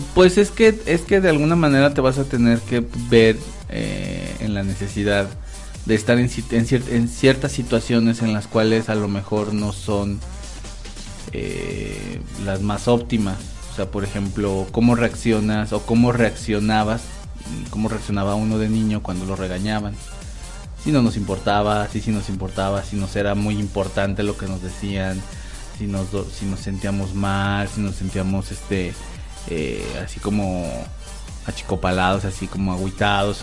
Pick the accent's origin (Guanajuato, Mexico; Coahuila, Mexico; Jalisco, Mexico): Guanajuato, Mexico; en Guanajuato tenemos una zona